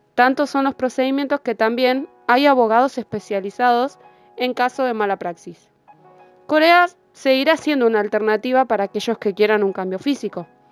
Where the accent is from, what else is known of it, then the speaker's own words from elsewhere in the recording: Argentina; soy de Argentina